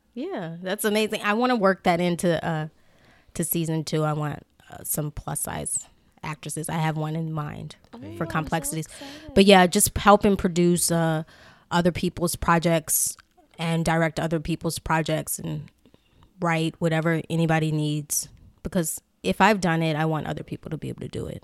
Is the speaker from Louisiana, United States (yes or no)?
yes; New Orleans, Louisiana, United States; I'm from New Orleans